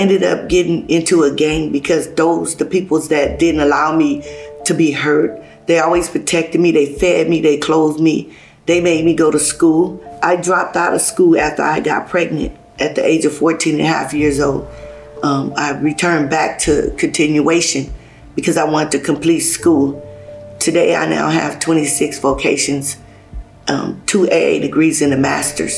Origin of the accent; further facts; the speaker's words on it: Los Angeles, California, United States; also born or lived in Hayti, Missouri; I was born in Hayti, Missouri. I came out here when I was 1 year old to California, living in South Central LA.